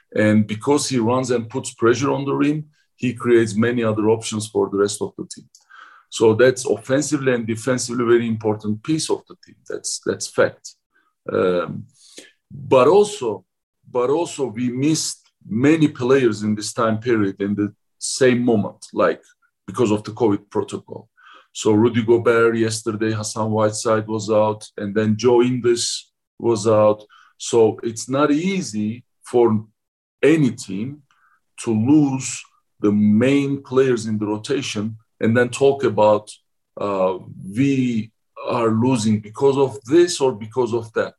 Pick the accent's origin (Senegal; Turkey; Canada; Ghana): Turkey; Ankara; English is a second language; moved away as an adult; now in Salt Lake City, United States; my hometown Ankara is basically very very similar with uh, Salt Lake City.